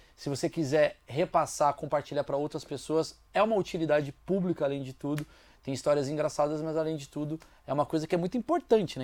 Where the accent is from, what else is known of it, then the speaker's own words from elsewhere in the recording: Brazil; eu sou brasileiro